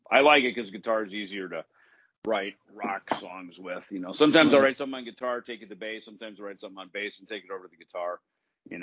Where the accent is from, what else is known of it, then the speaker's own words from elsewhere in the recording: the Midwest, Minnesota, United States; a lot of cover bands in Minnesota, because you know that was the gig in where I grew up in the Midwest.